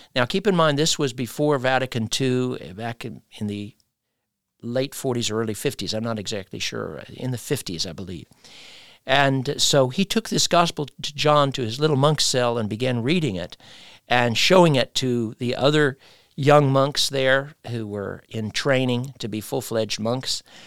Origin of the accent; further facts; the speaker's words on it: United States; moved away as an adult; now in Málaga, Spain; I'm from the United States